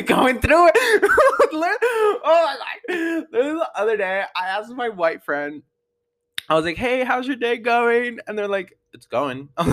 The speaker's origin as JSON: {"language": "English", "town": "Denver", "region": "Colorado", "country": "United States", "said": "where are you from, and I'll be like, Denver"}